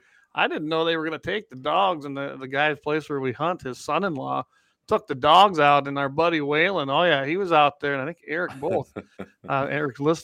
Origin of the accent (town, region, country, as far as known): North Dakota, United States; born or raised there